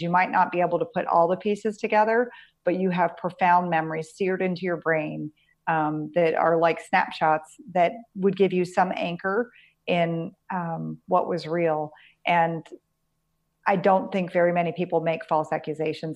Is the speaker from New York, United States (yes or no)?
no; Pennsylvania, United States; I grew up in Pennsylvania